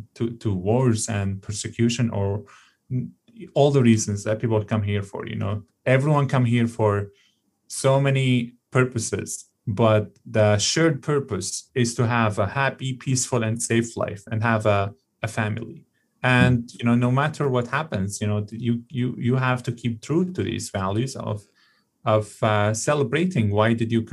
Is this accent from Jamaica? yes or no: no; Canada; born there; And, you know, exactly as a Canadian born citizen, we in this country, we have our own challenges ahead of us.